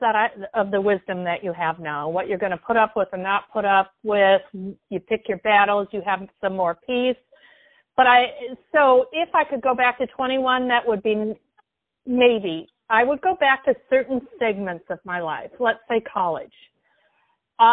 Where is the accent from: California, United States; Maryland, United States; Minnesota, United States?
Minnesota, United States; Minneapolis; moved away as an adult; also born or lived in Seattle, Washington; now in Portland, United States; I grew up in Minneapolis, Minnesota